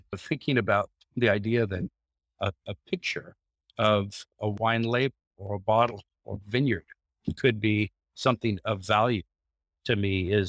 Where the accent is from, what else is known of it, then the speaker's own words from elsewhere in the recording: Grants Pass, Oregon, United States; I grew up in Grants Pass, and the farm that I grew up on is now vineyards.